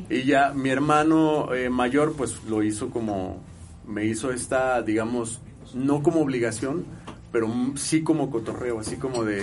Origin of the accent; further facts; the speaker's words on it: Guadalajara, Jalisco, Mexico; Sí, soy de Guadalajara, Jalisco.